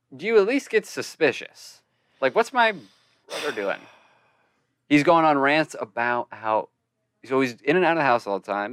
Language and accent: English; Arizona, United States; I'm from Arizona.